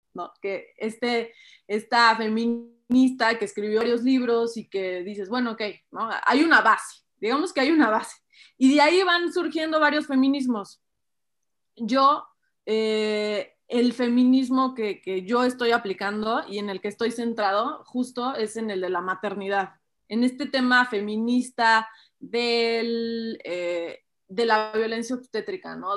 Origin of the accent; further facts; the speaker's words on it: Mexico; como sociedad mexicana